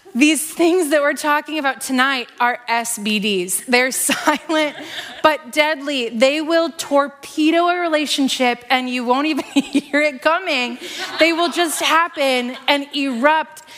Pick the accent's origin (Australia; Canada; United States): United States; Iowa; also born or lived in Seattle; I grew up here in Iowa